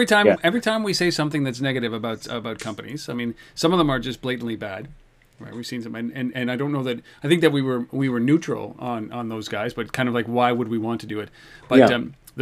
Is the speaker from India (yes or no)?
no; Canada; we're Canadian